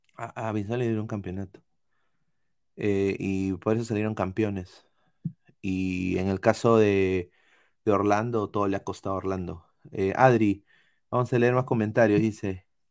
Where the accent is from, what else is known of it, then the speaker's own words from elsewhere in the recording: Peru; now in United States; yo nací en Perú.